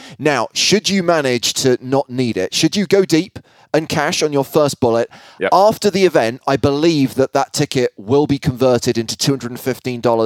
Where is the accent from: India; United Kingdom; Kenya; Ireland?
Ireland